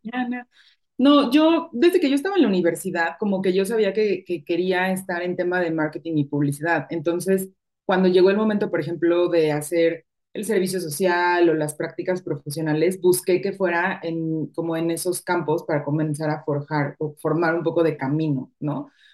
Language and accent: Spanish; Mexico City, Mexico; moved away as an adult; also born or lived in Madrid; now in Guadalajara, Mexico; yo soy de Ciudad de México y o casi cinco años viviendo en Guadalajara